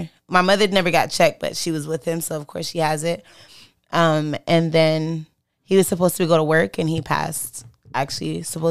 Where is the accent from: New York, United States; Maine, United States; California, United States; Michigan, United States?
California, United States; born there; But I was born in Cali, so we was there, and then.